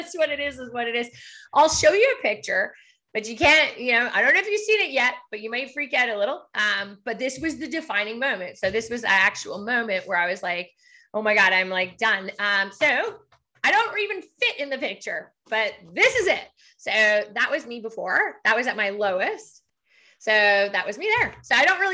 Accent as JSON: {"language": "English", "town": "Montreal", "region": "Quebec", "country": "Canada", "moved": "yes", "lives_now": "Ottawa, Canada", "said": "I'm from Quebec, so I'm from Montreal, but the business side, I started back in Ottawa"}